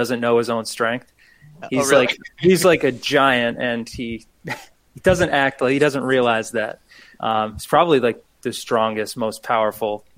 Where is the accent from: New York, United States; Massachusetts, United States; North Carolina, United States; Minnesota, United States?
Massachusetts, United States; Newton; grew up in Newton, Mass